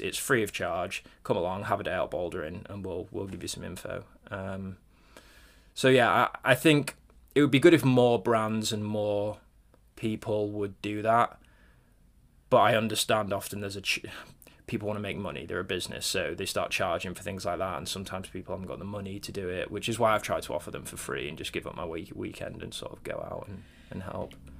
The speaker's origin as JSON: {"language": "English", "area": "Cornwall", "region": "South West England", "country": "United Kingdom", "tie": "born or raised there", "said": "I grew up in Cornwall actually, um, down on the on the south coast, right down near Land's End"}